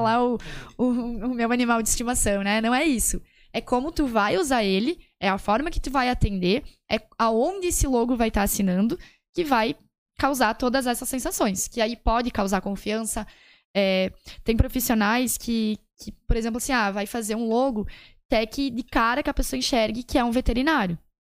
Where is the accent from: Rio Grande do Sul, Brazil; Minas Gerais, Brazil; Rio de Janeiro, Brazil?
Rio Grande do Sul, Brazil; Serafina Corrêa; Eu sou de Serafina, eu trabalho lá